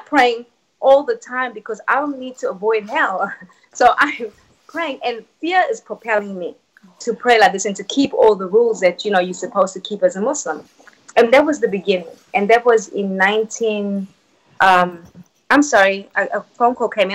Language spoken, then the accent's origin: English; South Africa; moved away; I was born and raised in South Africa.